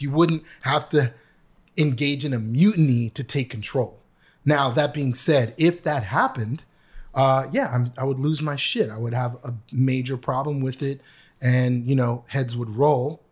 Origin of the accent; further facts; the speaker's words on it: Canada; also born or lived in New York; now in United States; I was an international student because I am from Canada